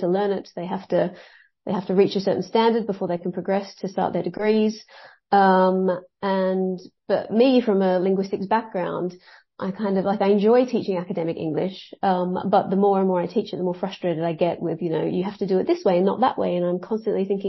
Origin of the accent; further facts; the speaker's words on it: Australia; now in Wales, United Kingdom; originally I'm from Australia